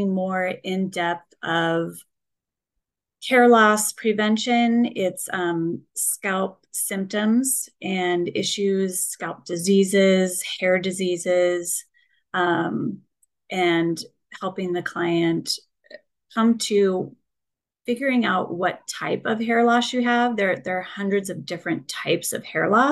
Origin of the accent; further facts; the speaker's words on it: Colorado, United States; moved away as an adult; now in Minneapolis, United States; I grew up in Colorado, a little small farm town